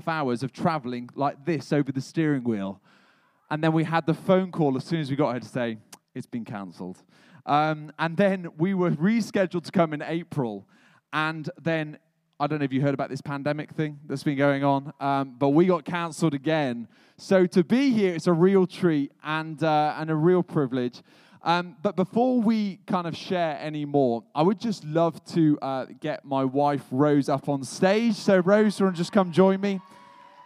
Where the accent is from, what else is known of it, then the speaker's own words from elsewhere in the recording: England, United Kingdom; moved away as an adult; now in Raleigh, United States; I am from England, and I've made it here to America